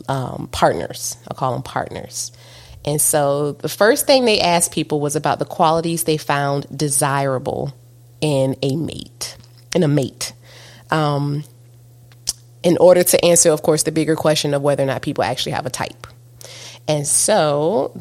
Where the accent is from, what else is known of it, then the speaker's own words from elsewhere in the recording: East Coast, United States; I'm from the East Coast. And, you know, and we're both in the South.